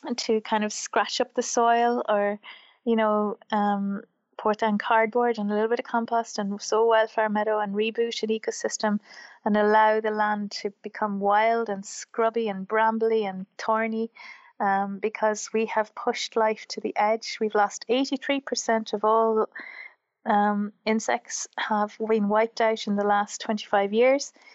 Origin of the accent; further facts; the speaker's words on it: Wexford, Leinster, Ireland; also born or lived in Wicklow, Ireland; I grew up in Wexford, which is the southeast of Ireland, and um, I grew up on a farm.